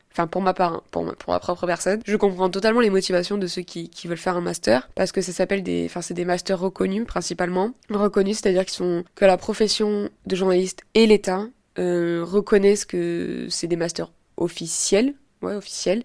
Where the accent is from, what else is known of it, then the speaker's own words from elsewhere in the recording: Avignon, Provence-Alpes-Côte d'Azur, France; moved away as an adult; now in Nice, France; Je viens d'Avignon à l'origine, donc je suis pas partie euh, très loin.